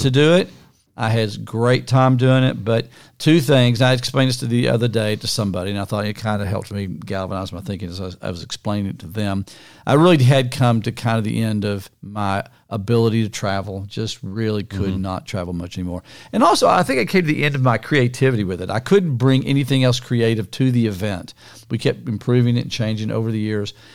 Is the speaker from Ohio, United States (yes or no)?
no; Niagara Falls, New York, United States; moved away; also born or lived in Kansas / Morehead, Kentucky / Tampa, Florida; I was born in Niagara Falls, not in the falls actually, but in the city of Niagara Falls in New York